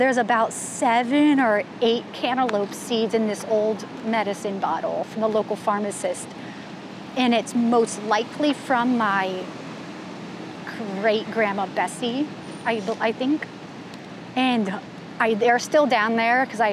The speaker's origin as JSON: {"language": "English", "town": "Lovettsville", "region": "Virginia", "country": "United States", "said": "I'm from Lovettsville, Virginia. I live on a small family farm."}